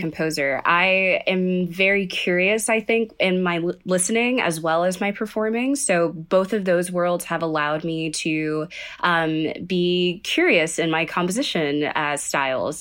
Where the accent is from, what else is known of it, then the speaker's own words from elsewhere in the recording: Sugar Land, Texas, United States; I am from Sugarland, Texas, and I grew up in kind of a musical tradition